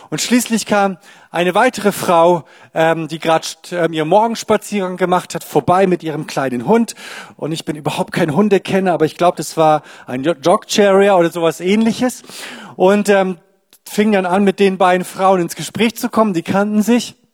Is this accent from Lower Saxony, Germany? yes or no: yes; Lower Saxony, Germany; Ich komme nämlich eigentlich aus Ostfriesland, also ganz im Norden.